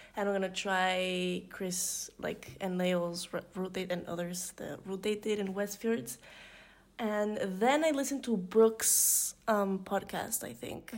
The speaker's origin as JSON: {"language": "English", "region": "Mexico City", "country": "Mexico", "said": "I'm from Mexico City"}